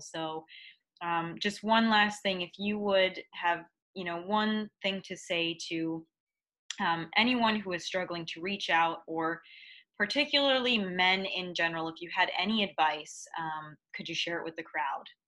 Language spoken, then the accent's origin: English; Midwest, United States; growing up in the Midwest